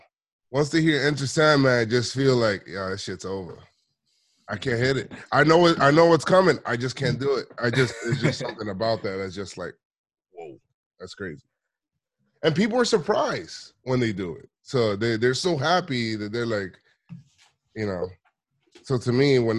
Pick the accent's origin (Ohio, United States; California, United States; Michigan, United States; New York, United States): New York, United States; New York City; I'm from the Bronx